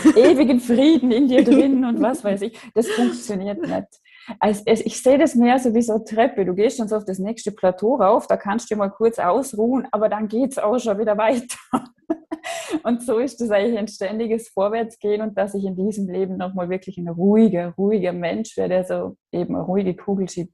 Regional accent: Austria; Ich komme aus Österreich, wie man hört

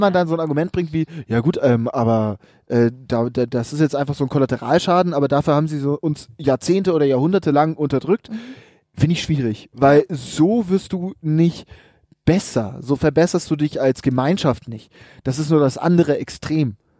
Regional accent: Munich, Bavaria, Germany; als Münchner

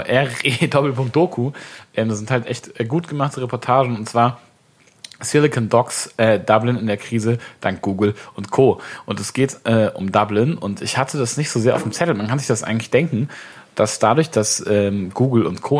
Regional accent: Swabia, Baden-Württemberg, Germany; now in Hamburg, Germany; als Schwabe

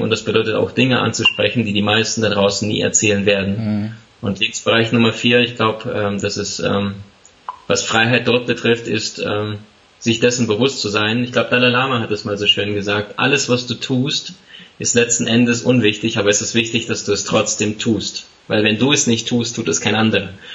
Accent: Siberia, Russia; now in Germany; ich bin tatsächlich im Ausland in Sibirien geboren

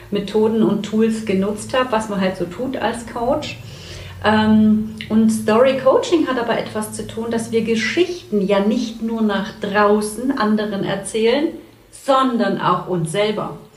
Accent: Saxony, Germany; now in Hamburg, Germany; hier aus Hamburg, nicht gebürtig in Hamburg. Ich komme aus dem tiefsten Sachsen und immer, wenn ich ein bisschen aufgeregt bin, hört man das auch.

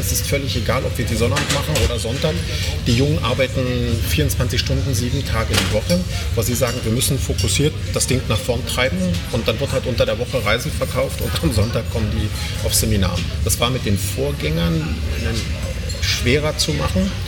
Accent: Weißwasser, Saxony, Germany; ich komme aus Weißwasser. Das ist eine ganz berühmte Stadt.

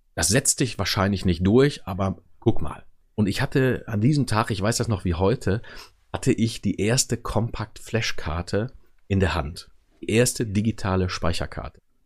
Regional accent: Wermelskirchen, North Rhine-Westphalia, Germany; Ich komme tatsächlich gebürtig aus dem Norden von Köln, im Bergischen Land. Da ist Wermelskirchen versteckt an der A1

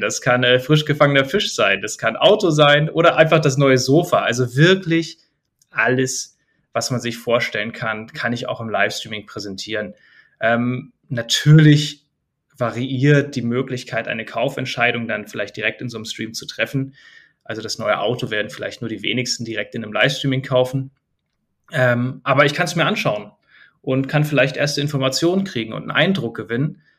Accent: Germany; bei uns in Deutschland

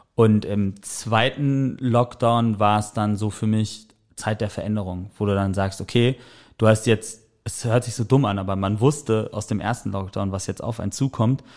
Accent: Sauerland, North Rhine-Westphalia, Germany; moved away as an adult; now in Hamburg, Germany; Ich komme gebürtig aus dem Sauerland

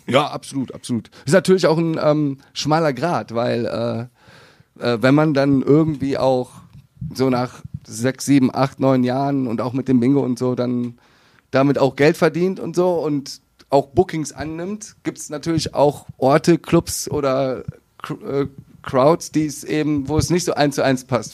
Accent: Viersen, North Rhine-Westphalia, Germany; Niederrhein, direkt da um die Ecke geboren in Viersen.

